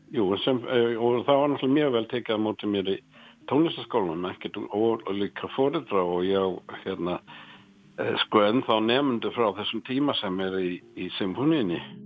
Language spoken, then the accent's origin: Icelandic; Nottingham, East Midlands, United Kingdom; Icelandic is a second language; now in Iceland; ég er frá Nottingham